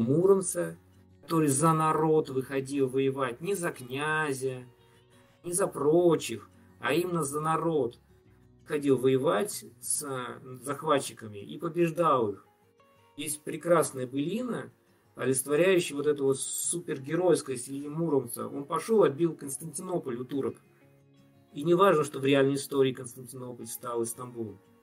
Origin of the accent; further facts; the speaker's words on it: Tatarstan, Russia; Я, поскольку из Татарстана